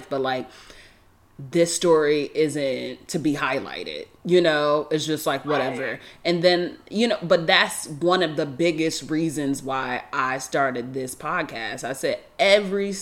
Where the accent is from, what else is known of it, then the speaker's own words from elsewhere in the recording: New York, United States; moved away; also born or lived in San Francisco Bay Area / Los Angeles; I'm not from New York City, but I'm from New York State